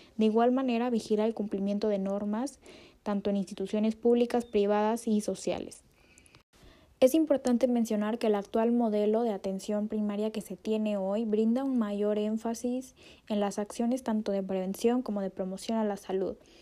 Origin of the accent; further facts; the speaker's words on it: Mexico; como mexicanos